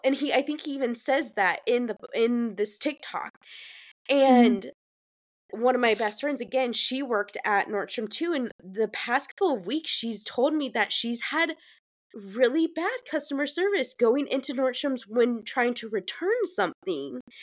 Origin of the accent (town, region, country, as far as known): Fortville, Indiana, United States; born or raised there; now in Charleston, United States